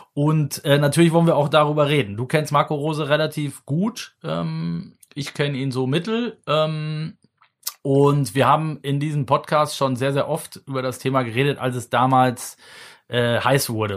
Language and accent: German; the Mönchengladbach area, North Rhine-Westphalia, Germany; ich komme ja aus der Ecke